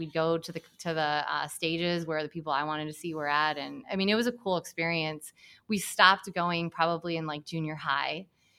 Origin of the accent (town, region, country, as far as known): Hamilton, Michigan, United States; born or raised there; moved away